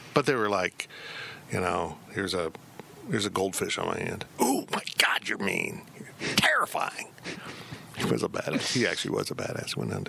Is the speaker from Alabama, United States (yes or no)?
no; Salina, Kansas, United States; I grew up in Salina. The hard streets of Salina.